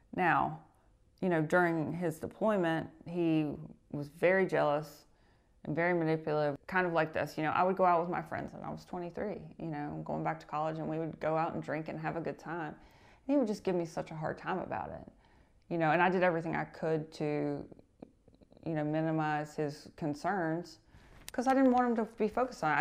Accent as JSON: {"language": "English", "region": "North Carolina", "country": "United States", "said": "we're both from North Carolina"}